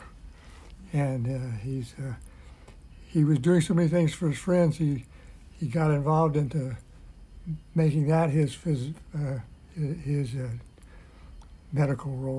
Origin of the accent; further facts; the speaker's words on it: Baton Rouge, Louisiana, United States; also born or lived in Hope, Arkansas; I was born in Hope, Arkansas, and I grew up in Baton Rouge, Louisiana